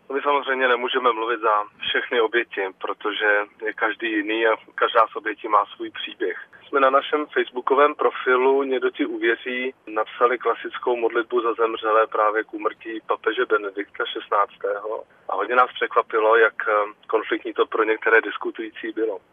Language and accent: Czech; Czechia; tady u nás v Čechách